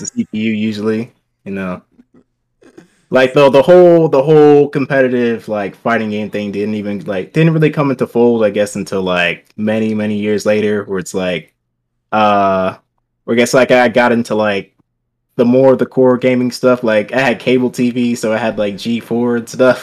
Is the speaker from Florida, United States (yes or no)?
no; Cleveland, Ohio, United States; now in Columbus, United States; grew up in Cleveland, born born there, raised there, pretty much up until, like, eighteen.